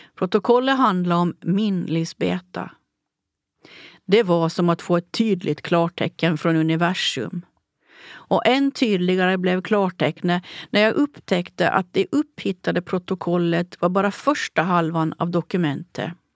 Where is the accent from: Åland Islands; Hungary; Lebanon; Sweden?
Åland Islands; processerna i min hembygd